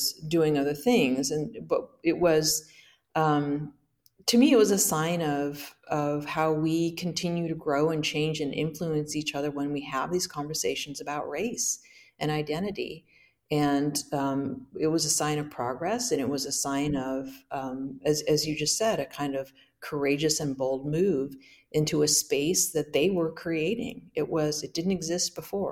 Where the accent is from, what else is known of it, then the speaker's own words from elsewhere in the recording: Hood River, Oregon, United States; my home church where I grew up in Hood River